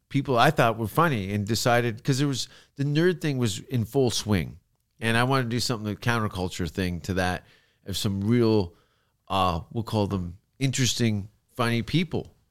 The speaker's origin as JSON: {"language": "English", "country": "Canada", "also_born_or_lived": "London, United Kingdom", "accent": "Canadian", "moved": "as an adult", "lives_now": "Los Angeles, United States", "said": "my Canadian accent"}